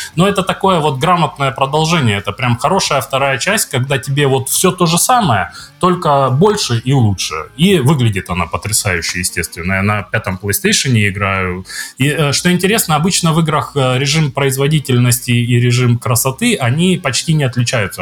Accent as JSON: {"language": "Russian", "town": "Zverevo", "region": "Rostov Oblast", "country": "Russia", "moved": "yes", "said": "Я из Зверева"}